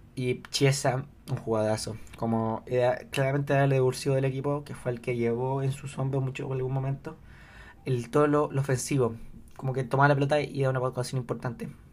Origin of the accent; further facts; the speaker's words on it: Chile; yo soy chileno